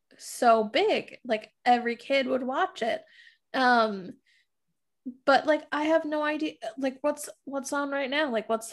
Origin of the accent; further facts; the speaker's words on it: Florida, United States; I remember fire ants, especially like growing up in Florida, we had some. Obviously here they all just freeze if there are any in Minnesota.